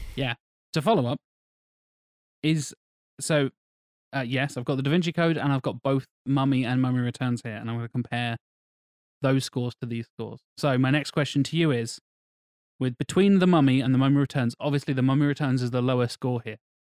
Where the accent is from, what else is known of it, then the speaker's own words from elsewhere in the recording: England, United Kingdom; I'm, I'm English